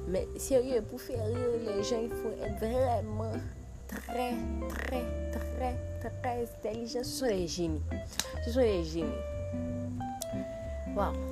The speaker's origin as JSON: {"language": "French", "country": "Haiti", "said": "Je di goud parce que je vis en Haïti. Je suis Haïtienne."}